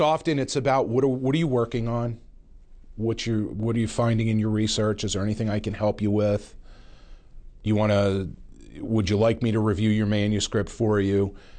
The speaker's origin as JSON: {"language": "English", "region": "Pennsylvania", "country": "United States", "tie": "born or raised there", "said": "my home state of Pennsylvania."}